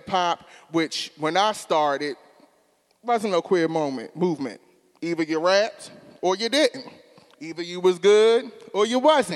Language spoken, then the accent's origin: English; Baltimore, Maryland, United States; I grew up in West Baltimore City.